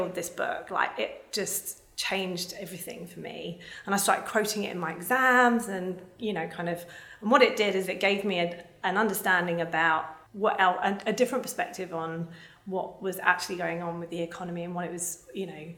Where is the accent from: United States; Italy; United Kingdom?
United Kingdom; London; I grew up in the UK. I was born in South London in 1981